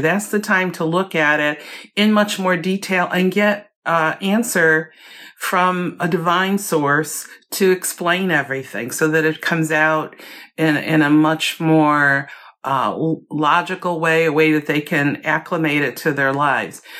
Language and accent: English; Chicago, Illinois, United States; moved away; also born or lived in Virginia; I was born and raised in Chicago